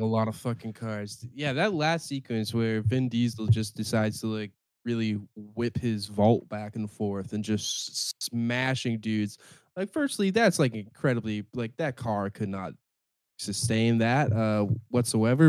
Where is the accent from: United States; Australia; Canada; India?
Canada; I'm from Canada